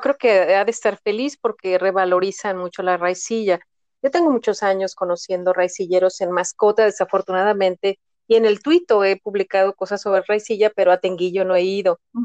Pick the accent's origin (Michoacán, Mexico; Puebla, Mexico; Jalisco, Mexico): Jalisco, Mexico; Guadalajara; yo soy de Guadalajara